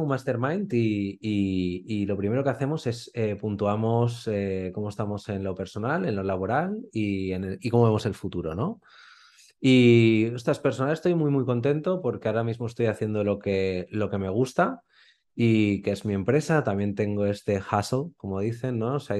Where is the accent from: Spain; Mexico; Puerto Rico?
Spain; como buen español, pensaba, pero si me voy a morir de hambre